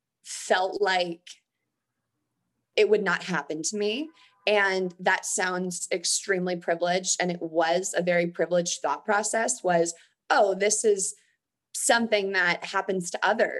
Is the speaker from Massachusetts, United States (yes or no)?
no; near Stanford, California, United States; I grew up near Stanford